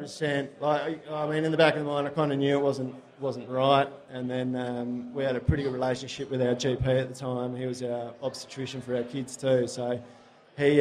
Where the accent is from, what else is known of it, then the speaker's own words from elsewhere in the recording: Australia; Mum and dad are still down there. My partner's mum and sister are down there, so it's just a easy place to live and grow up